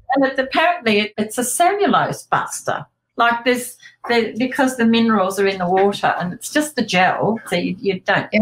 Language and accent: English; King Island, Tasmania, Australia; growing up on King Island